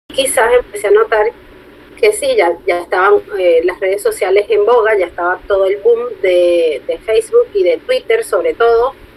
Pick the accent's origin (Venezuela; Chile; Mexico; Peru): Venezuela; yo soy de Venezuela